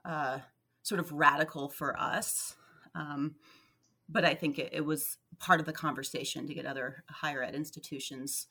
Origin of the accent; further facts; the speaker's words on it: Deep South, United States; moved away as an adult; also born or lived in Alaska / American Southwest; I grew up in the Deep South and I left there, went to college out west, made my way up to Alaska